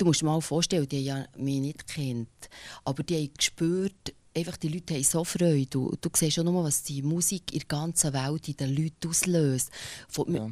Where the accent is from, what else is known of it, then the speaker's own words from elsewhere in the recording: Bernese German, Switzerland; accent: Berndeutsch; first language Bernese German; Berndeutsch, ich find, also meine Muttersprache